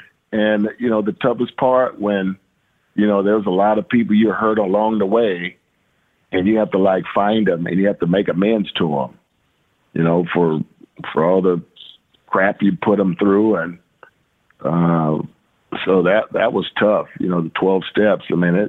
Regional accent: Louisiana, United States; And I'm from Louisiana.

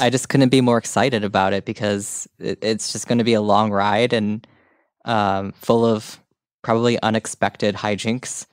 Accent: Huntley, Illinois, United States; moved away; I went to Huntley High School

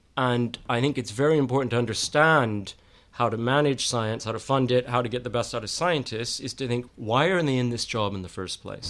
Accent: Texas, United States; moved away as an adult; also born or lived in United Kingdom; now in London, United Kingdom; I'm from Texas

